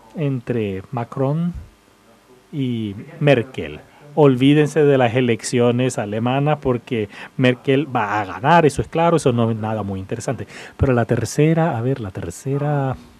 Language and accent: Spanish; United Kingdom; now in United States; soy británico y vivo en Estados Unidos